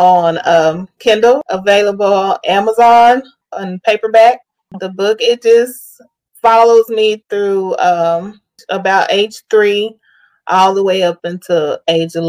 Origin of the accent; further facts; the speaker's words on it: Amarillo, Texas, United States; now in Dallas-Fort Worth, United States; Born and raised in Amarillo, Texas